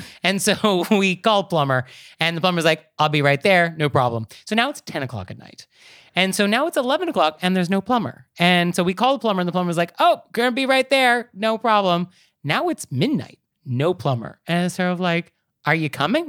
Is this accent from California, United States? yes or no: yes; Marin County, California, United States; I'm from Marin County